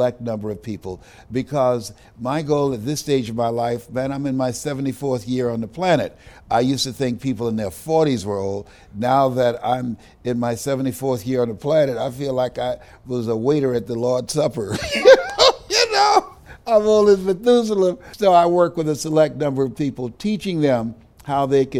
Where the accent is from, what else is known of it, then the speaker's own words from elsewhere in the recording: Miami, Florida, United States; the place where I'm from, which is right here in Miami. I was born in Liberty City